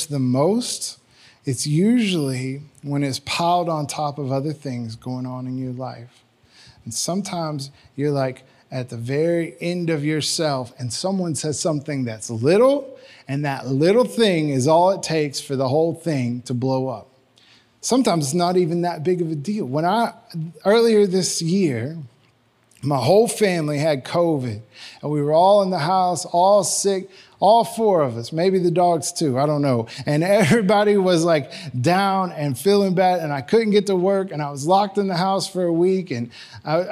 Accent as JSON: {"language": "English", "town": "Magnolia", "region": "Arkansas", "country": "United States", "tie": "born or raised there", "said": "I grew up in Magnolia, Arkansas"}